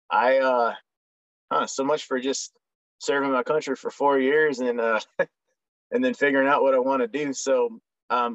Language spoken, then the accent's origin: English; Lowell, Oregon, United States; moved away as an adult; also born or lived in California; I was raised in a little logging town out there, Lowell, Oregon.